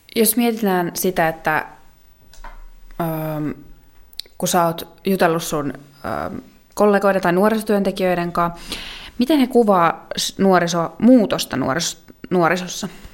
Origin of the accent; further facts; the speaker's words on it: South Ostrobothnia, Finland; moved away; also born or lived in Oulu / Eastern Finland; mä taas olen Etelä-Pohjanmaalta itse kotoisin